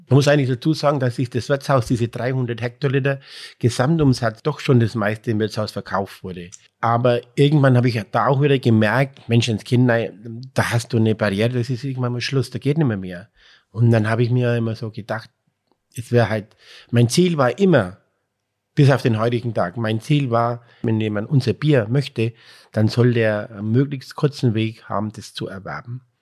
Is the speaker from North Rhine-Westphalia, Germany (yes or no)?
no; Breitenlesau, Bavaria, Germany; hier bei uns in Breitenleser